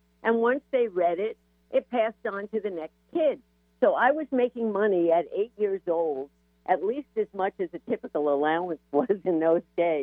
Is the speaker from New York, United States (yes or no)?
yes; New York, United States; I was raised in New York in the suburbs